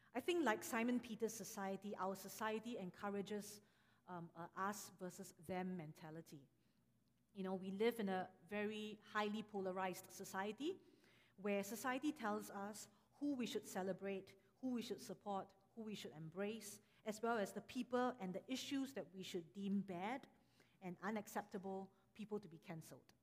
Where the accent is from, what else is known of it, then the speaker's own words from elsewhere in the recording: Singapore; moved away; I am from Singapore. And actually, I'm also from a, a Chinese church growing up